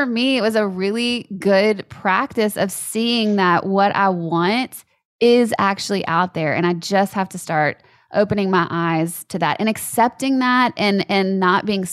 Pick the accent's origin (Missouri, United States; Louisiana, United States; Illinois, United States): Louisiana, United States; moved away; I'm from Louisiana